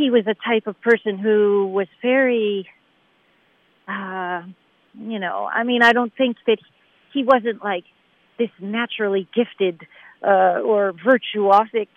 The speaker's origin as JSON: {"language": "English", "town": "Buffalo", "region": "New York", "country": "United States", "tie": "born or raised there", "said": "growing up in Buffalo, New York"}